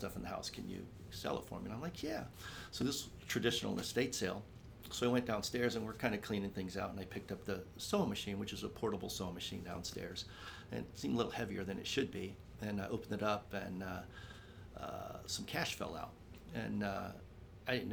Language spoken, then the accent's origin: English; Ohio, United States; moved away as an adult; also born or lived in Jacksonville, North Carolina; I grew up in Ohio